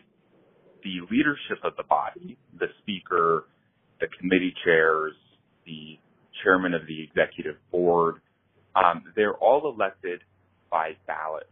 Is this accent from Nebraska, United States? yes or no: yes; Kearney, Nebraska, United States; I grew up in Nebraska